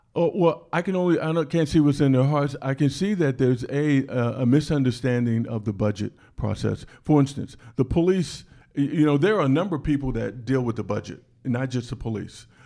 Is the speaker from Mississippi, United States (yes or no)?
no; Washington, District of Columbia, United States; I was born in Washington, D C.